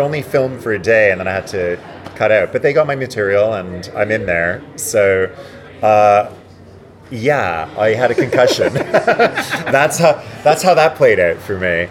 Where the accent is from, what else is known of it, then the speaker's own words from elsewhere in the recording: Montreal, Quebec, Canada; now in United Kingdom; very cold in Montreal, which is where I'm from, which is the French part. Um, I grew up in a place called Ville d'Anjou